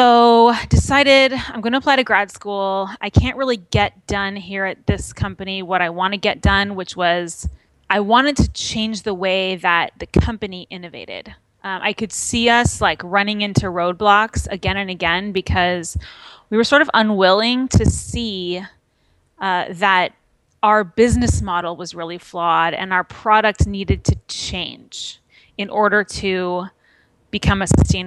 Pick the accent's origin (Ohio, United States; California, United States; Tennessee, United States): California, United States; Manhattan Beach; moved away as an adult; also born or lived in Bay Area; I'm from a beach town in Los Angeles called Manhattan Beach